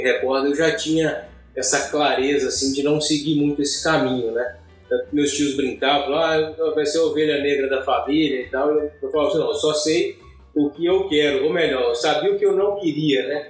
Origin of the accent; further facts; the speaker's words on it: Governador Valadares, Minas Gerais, Brazil; moved away; Eu nasci em Valadares, vivi até a maior parte da minha vida, né, até então lá